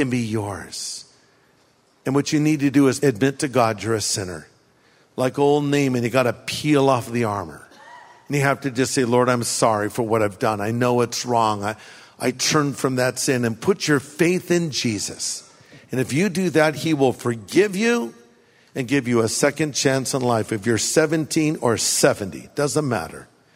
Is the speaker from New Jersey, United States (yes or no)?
no; California, United States; I grew up here in California